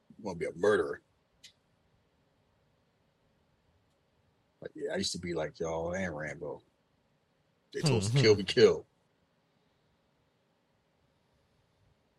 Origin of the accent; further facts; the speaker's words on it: Philadelphia, Pennsylvania, United States; I grew up in Philly